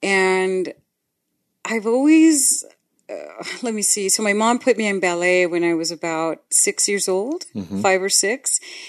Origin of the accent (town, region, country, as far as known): Tijuana, Baja California, Mexico; born or raised there; accent: Tijuana accent; English is a second language; moved away as an adult; also born or lived in Los Angeles; now in United States